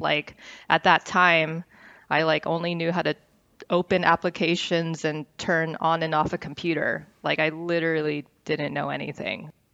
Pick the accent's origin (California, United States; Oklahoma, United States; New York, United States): California, United States; Westlake Village; also born or lived in Northridge; I grew up in the West Coast, um, was born in North Ridge. I grew up in Westlake Village, which is, um, a small city in Ventura County.